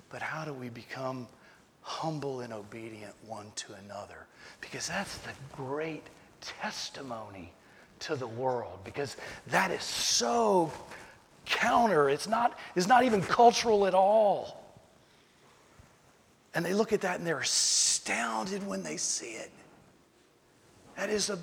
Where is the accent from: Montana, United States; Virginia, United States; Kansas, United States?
Virginia, United States; Tidewater; I'm from Virginia. I'm from Tidewater, Virginia. So we say good